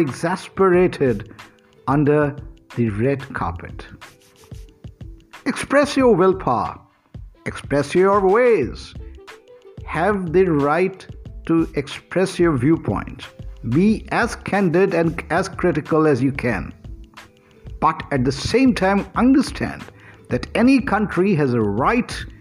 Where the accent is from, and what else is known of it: India